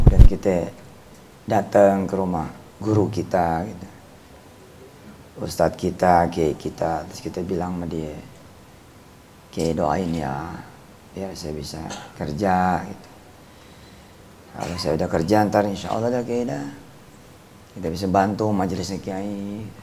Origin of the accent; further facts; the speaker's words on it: Tangerang, Banten, Indonesia; Depan saya orang Tangerang itu dilupa Tangerang di Poris